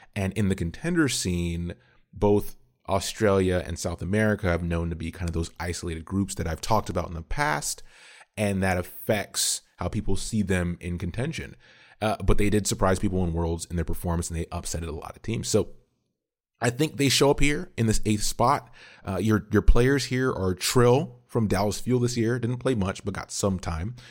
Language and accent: English; Ontario, Canada; now in Atlanta, United States; I am Canadian. So, originally born in Canada